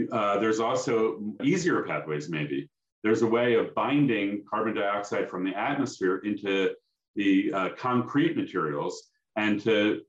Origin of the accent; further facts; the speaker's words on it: Philadelphia, Pennsylvania, United States; I grew up in Philadelphia